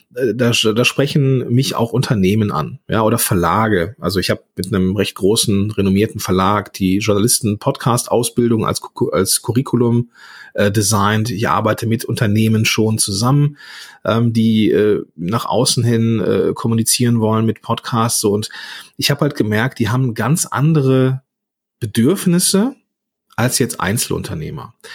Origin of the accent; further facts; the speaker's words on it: Langenfeld, North Rhine-Westphalia, Germany; ich komme aus, aus Langenfeld, ge gebürtiger, äh, ja, am Nieder, also in einem Dreistromland äh, ähm, zwischen Niederrhein, Rheinland und Ruhrgebiet groß geworden